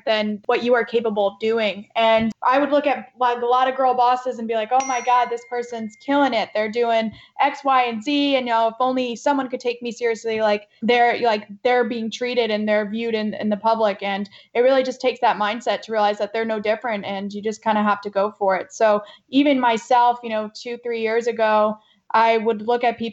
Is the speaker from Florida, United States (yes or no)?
no; Middletown, Connecticut, United States; moved away as an adult; now in Tampa, United States; I grew up in Connecticut, Middletown, Connecticut.